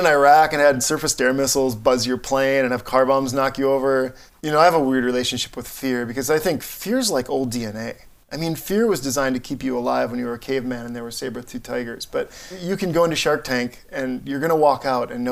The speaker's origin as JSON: {"language": "English", "town": "Barron", "region": "Wisconsin", "country": "United States", "tie": "born or raised there", "moved": "yes", "said": "my hometown in Wisconsin"}